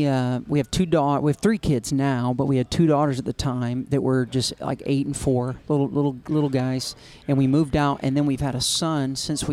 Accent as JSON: {"language": "English", "region": "Alabama", "country": "United States", "tie": "born or raised there", "said": "I'm a Southern boy at heart. I'm from Alabama, born and raised."}